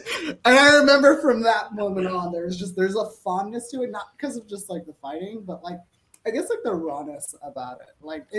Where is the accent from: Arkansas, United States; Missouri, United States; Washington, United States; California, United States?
California, United States; Los Angeles; So I grew up in Los Angeles, so like a lot of people are Los Angeles Kings fans.